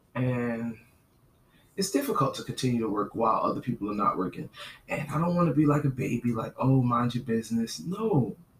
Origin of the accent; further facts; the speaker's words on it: New York, New Jersey, United States; now in Southern United States; I'm from New Jersey, New York